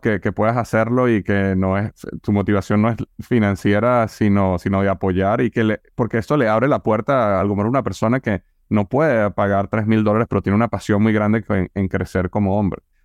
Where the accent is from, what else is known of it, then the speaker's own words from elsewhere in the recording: Venezuela; now in United States; Yo vengo de Venezuela